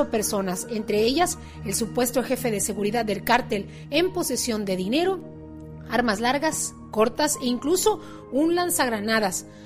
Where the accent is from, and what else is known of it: Mexico